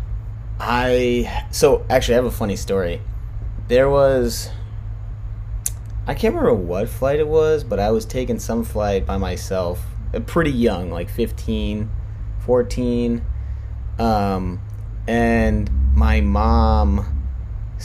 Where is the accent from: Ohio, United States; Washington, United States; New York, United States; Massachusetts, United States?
New York, United States; New York City; I grew up in New York City